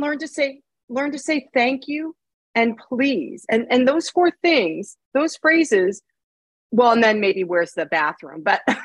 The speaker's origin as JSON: {"language": "English", "country": "United States", "said": "as an American"}